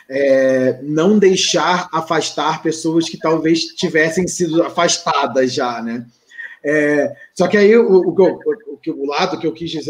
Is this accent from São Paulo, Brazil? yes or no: no; Rio de Janeiro, Brazil; É que nem eu, sou carioca e odeio praia.